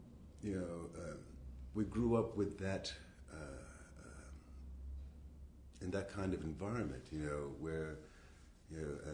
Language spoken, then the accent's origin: English; Englewood, New Jersey, United States; also born or lived in New York City, New York; raised in New Jersey